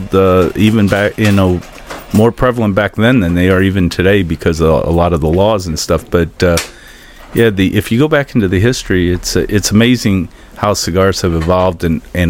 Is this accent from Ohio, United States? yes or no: yes; Cleveland, Ohio, United States; now in Venice, Florida, United States; I grew up in Cleveland, actually, but haven't been back for really about 25, 30 years